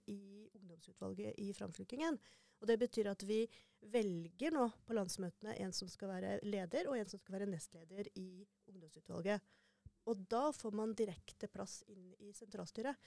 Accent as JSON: {"language": "Norwegian", "town": "Ørland", "region": "Trøndelag", "country": "Norway", "tie": "born or raised there", "also_born_or_lived": "Harstad", "said": "Jeg er fra Harstad, egentlig. Mm. Eh, men eh, oppvokst på Ørlandet."}